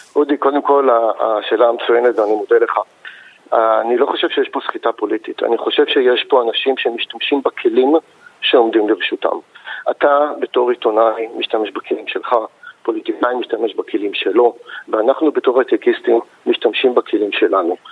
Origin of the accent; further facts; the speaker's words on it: Israel; אנחנו נולדנו פה